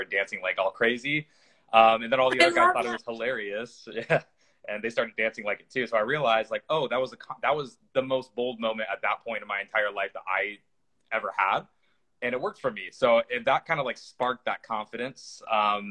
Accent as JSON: {"language": "English", "area": "the Northwest", "region": "Pacific Northwest", "country": "United States", "tie": "born or raised there", "said": "growing up in the Northwest"}